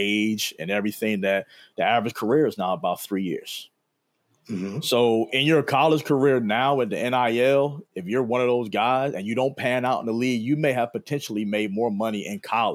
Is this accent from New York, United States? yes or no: no; Philadelphia, Pennsylvania, United States; moved away as an adult; also born or lived in Chester, Pennsylvania / Madison, Wisconsin; I was a kid from Philly.